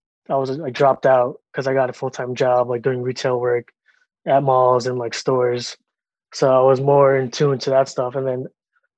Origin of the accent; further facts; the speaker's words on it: Long Island, New York, United States; Growing up, I was raised in Long Island